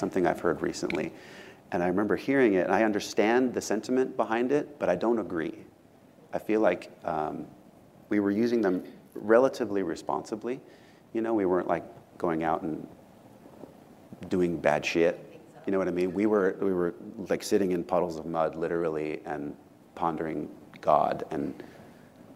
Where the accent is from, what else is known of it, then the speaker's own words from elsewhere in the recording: Southern California, United States; growing up in Southern California